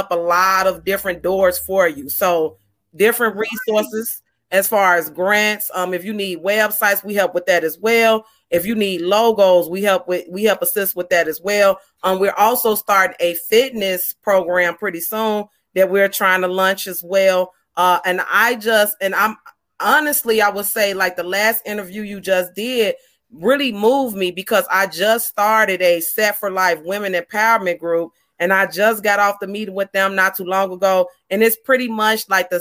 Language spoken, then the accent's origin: English; Chicago, Illinois, United States; I'm from Chicago